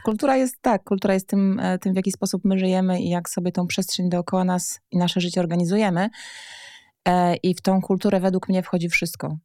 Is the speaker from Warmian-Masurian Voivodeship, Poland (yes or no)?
yes; Warmian-Masurian Voivodeship, Poland; also born or lived in Warsaw; Ja pochodzę w ogóle z Warmii i Mazur